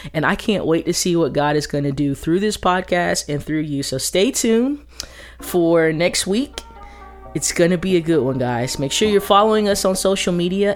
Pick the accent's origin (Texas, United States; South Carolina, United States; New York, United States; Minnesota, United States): Texas, United States; now in Atlanta, United States; I'm originally from Texas, but I lived in Atlanta, um, North Atlanta, you know, about fourteen years of my life